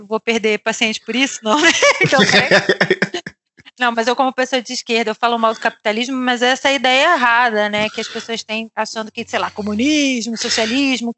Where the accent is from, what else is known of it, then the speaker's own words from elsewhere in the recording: Rio de Janeiro, Brazil; moved away as an adult; now in Lisbon, Portugal; a gente é do Rio